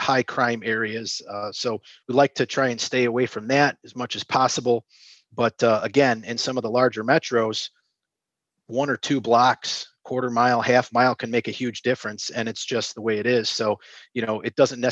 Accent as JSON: {"language": "English", "town": "Chicago", "region": "Illinois", "country": "United States", "tie": "born or raised there", "also_born_or_lived": "Indianapolis / Springfield, Illinois", "lives_now": "Northwest Indiana, United States", "said": "I was born and raised in the Chicago area"}